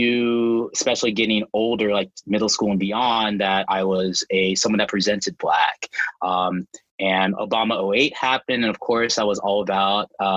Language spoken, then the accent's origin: English; Roanoke, Virginia, United States; So I am from Roanoke, Virginia, so Southwest Virginia, over towards the mountain country.